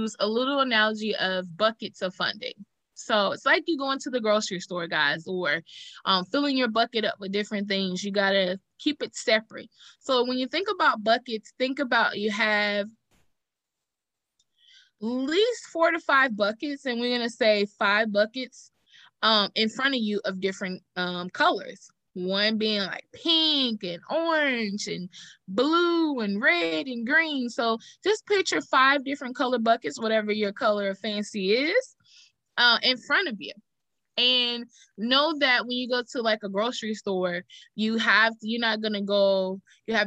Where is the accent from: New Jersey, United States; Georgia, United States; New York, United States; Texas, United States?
Texas, United States; I'm from Texas